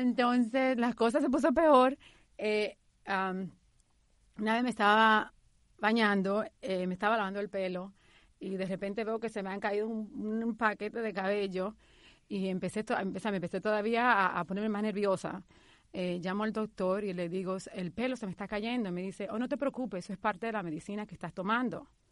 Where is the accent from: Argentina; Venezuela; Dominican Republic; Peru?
Dominican Republic; moved away as an adult; also born or lived in New York; now in United States; mi historia comienza hace 16 años cuando emigré de la República Dominicana a Nueva York